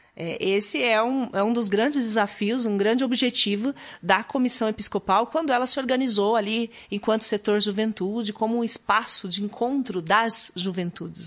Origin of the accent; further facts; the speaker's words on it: Maringá, Paraná, Brazil; also born or lived in Curitiba; eu sou paranaense, nasci no norte do Paraná, em Maringá. Lá já me envolvia com grupos de jovens desde muito cedo